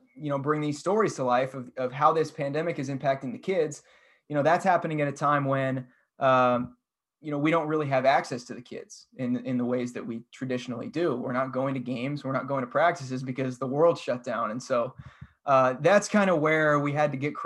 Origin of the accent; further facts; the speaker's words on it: Portland, Oregon, United States; I watched Brandon Roy play growing up in Portland